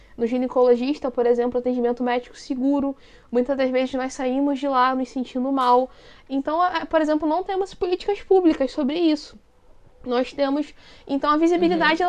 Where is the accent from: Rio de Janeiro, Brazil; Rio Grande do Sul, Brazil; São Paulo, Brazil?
Rio de Janeiro, Brazil; sou da capital do, do Rio de Janeiro